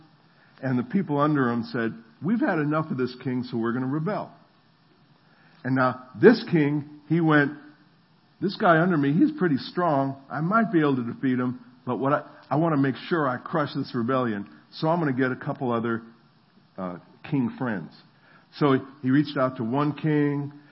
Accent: New Jersey, United States; moved away; also born or lived in the South; I'm from New Jersey

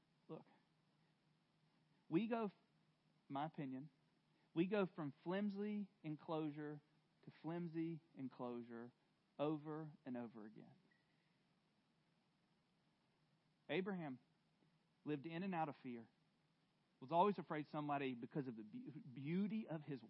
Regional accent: the South, United States; I'm from the South, and I had a very loving dad

